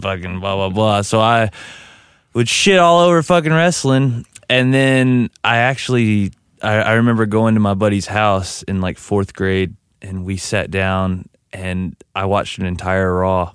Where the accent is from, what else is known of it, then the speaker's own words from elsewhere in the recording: Crane, Texas, United States; I'm from Crane, Texas, in West Texas, which is directly in between El Paso and Dallas